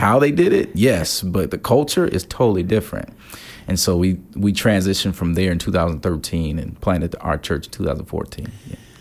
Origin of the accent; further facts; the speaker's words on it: Gary, Indiana, United States; now in Chicago, United States; I grew up in Gary, Indiana, right outside of Chicago.